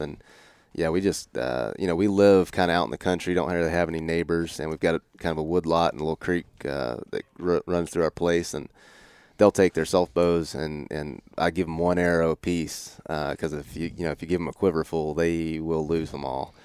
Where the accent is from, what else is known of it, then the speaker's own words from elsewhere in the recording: Northwest Florida, United States; moved away as an adult; also born or lived in Mississippi; now in Idaho, United States; I grew up in Northwest Florida.